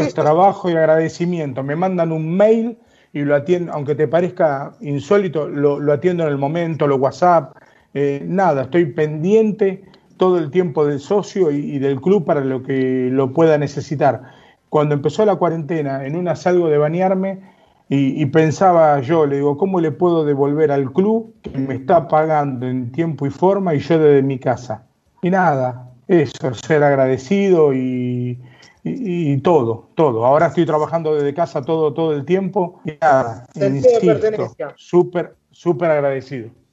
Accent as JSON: {"language": "Spanish", "region": "Buenos Aires", "country": "Argentina", "tie": "born or raised there", "said": "yo nací, nacido y criado en La Boca"}